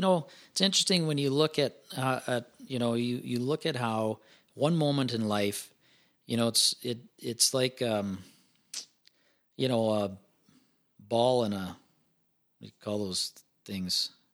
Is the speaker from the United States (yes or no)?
no; Ponoka, Alberta, Canada; I grew, grew up east of Pinoca, um, so Pinoca, Alberta, twenty miles east of Pinoca on a feedlot